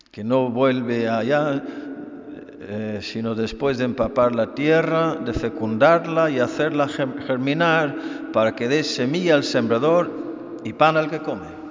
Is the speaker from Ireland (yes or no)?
yes; Ireland; moved away; yo, siendo irlandés, soy experto en la lluvia